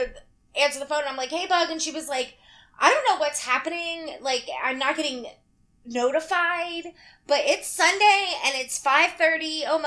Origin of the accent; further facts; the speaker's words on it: Kentucky, United States; I was born in Kentucky.